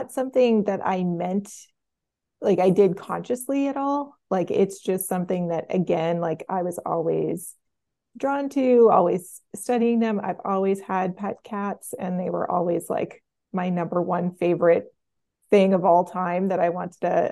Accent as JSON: {"language": "English", "area": "suburbs of Boston", "region": "Massachusetts", "country": "United States", "tie": "born or raised there", "also_born_or_lived": "New York", "moved": "yes", "lives_now": "Providence, United States", "said": "I grew up a little bit in New York and mostly in the suburbs of Boston"}